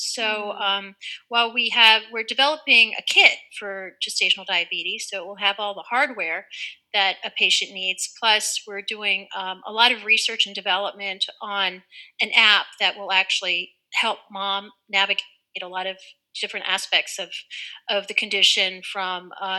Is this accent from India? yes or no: yes; India; born there; And yeah, I was born in India.